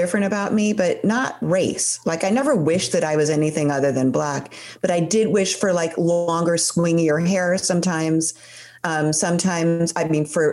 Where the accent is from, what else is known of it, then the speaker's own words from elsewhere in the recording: Chicago, Illinois, United States; I was born in Chicago